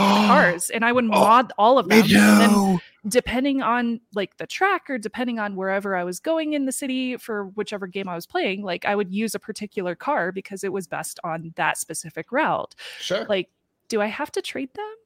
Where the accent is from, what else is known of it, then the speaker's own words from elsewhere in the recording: Midwest, United States; Growing up in the Midwest